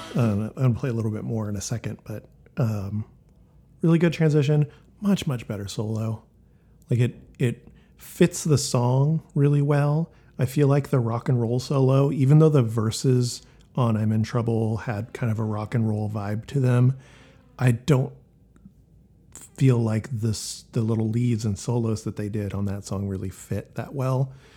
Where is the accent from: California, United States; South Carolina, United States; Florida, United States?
California, United States; Elk Grove; growing up in Elk Grove, California